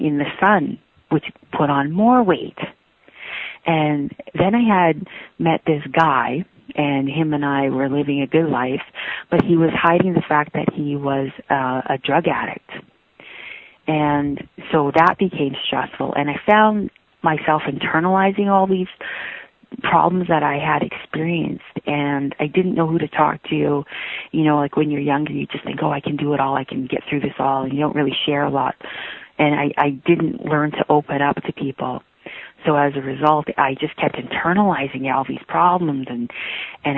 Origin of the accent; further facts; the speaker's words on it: Yukon, Canada; I'm from the Wolf Clan of the Kwanlin Dun and Liard First Nations of Yukon, Canada. I'm 44 years young and I live in Whitehorse, Yukon